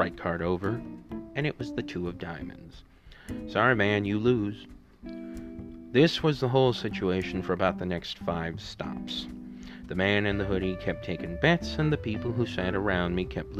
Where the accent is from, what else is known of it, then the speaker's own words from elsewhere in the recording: St. Louis, Missouri, United States; here in St. Louis, my hometown